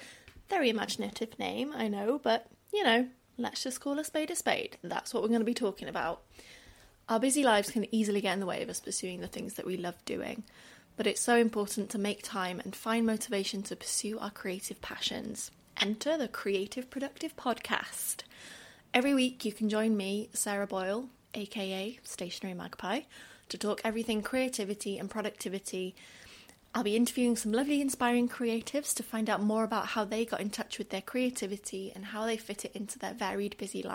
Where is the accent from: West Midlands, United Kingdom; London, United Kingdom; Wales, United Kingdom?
Wales, United Kingdom; also born or lived in Mexico; I'm Welsh, although not everyone picks up that from my accent. It's not like a super strong one, but I'm definitely Welsh.